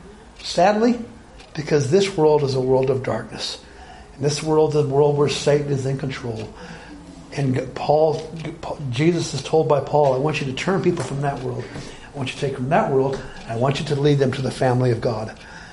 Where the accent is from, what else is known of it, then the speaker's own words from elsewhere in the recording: Alabama, United States; moved away; I grew up in Alabama.